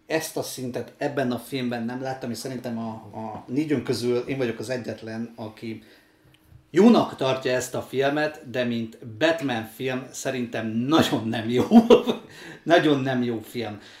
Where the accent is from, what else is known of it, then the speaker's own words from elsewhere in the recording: Ukraine; moved away; László meg én ugye Ukrajnában születtünk, én jóval több időt töltöttem ott, mint Laci